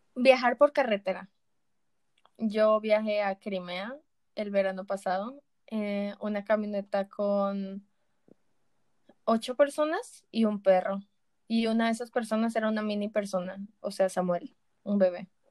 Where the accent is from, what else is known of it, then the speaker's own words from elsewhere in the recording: Colombia; por lo menos en Colombia